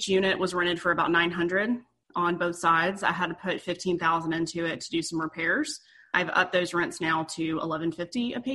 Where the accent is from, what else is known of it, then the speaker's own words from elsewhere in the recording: Brunswick, Georgia, United States; I was born and raised in Brunswick, Georgia